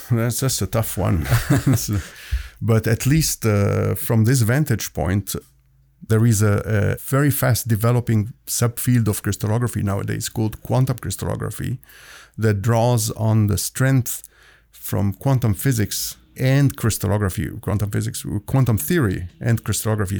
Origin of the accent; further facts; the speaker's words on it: Egypt; moved away as an adult; also born or lived in Hamilton, Ontario, Canada / Toronto, Canada; now in Halifax, Canada; Originally, I'm from Egypt. I immigrated to Canada